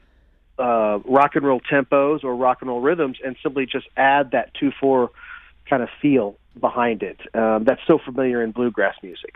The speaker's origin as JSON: {"language": "English", "town": "Springfield", "region": "Missouri", "country": "United States", "said": "we're from Springfield, so St. Louis is close to the hometown as we can get"}